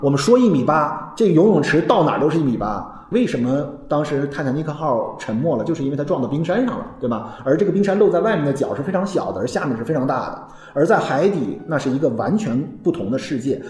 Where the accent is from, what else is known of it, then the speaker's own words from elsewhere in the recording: China; 我们中国人